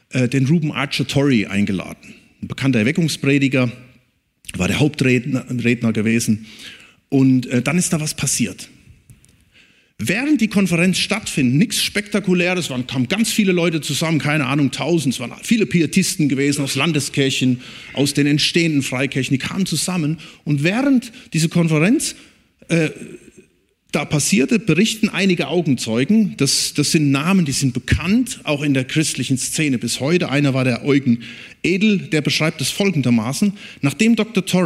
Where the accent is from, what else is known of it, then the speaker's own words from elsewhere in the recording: North Rhine-Westphalia, Germany; Und wo ich herkomme, da oben im Siegerland, da ist auch einer.